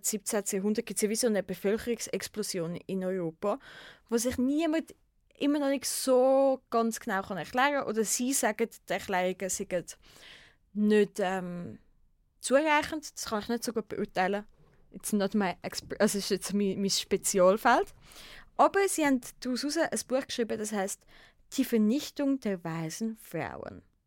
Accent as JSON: {"language": "German", "country": "Switzerland", "said": "bei uns in der Schweiz"}